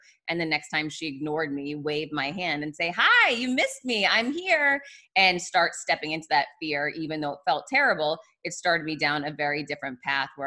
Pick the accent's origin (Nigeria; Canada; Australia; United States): United States; Boston, Massachusetts; moved away; I'm from Boston originally